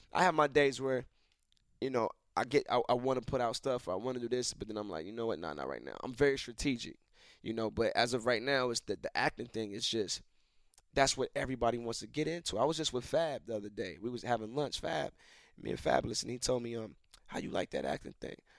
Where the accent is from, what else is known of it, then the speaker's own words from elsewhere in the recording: Atlanta, Georgia, United States; I was raised in Atlanta